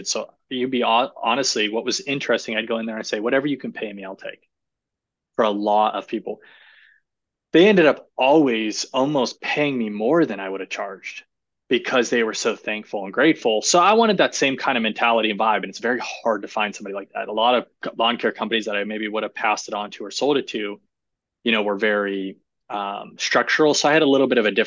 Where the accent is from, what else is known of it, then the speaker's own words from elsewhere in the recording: Ohio, United States; moved away; also born or lived in Florida; I'm originally from Ohio